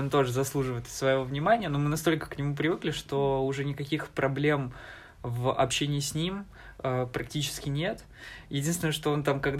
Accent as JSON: {"language": "Russian", "town": "Alchevsk", "region": "Luhansk Oblast", "country": "Ukraine", "tie": "born or raised there", "moved": "as an adult", "lives_now": "Saint Petersburg, Russia", "said": "я из Алчевска, э, а, Волче... это Алчевск, это такой небольшой город, максимум людей, максимальное количество людей, которые там было, это 100 120 тысяч человек, это в лучшие времена"}